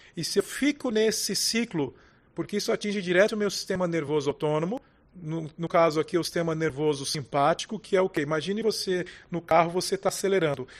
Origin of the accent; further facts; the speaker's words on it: Brazil; como brasileiros